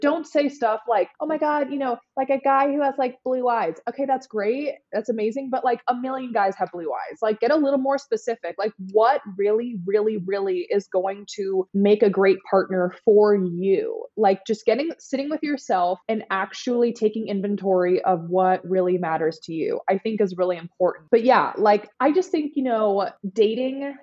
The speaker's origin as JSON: {"language": "English", "area": "the Bay Area", "region": "California", "country": "United States", "also_born_or_lived": "Los Angeles, California / Nashville, Tennessee", "moved": "as an adult", "lives_now": "Miami Beach, United States", "said": "I'm from California, the Bay Area, and I lived in LA and then I did LA to Nashville, Nashville to Miami"}